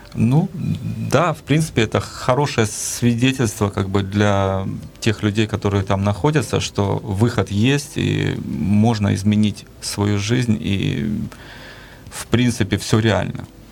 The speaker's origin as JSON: {"language": "Russian", "region": "Kyiv", "country": "Ukraine", "tie": "born or raised there", "said": "я родился и вырос в Киеве."}